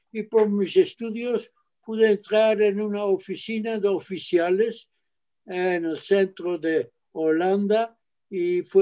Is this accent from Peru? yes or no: no; Mexico; born there; vamos a México. México, dije, que ya es mi tierra, ahí nací.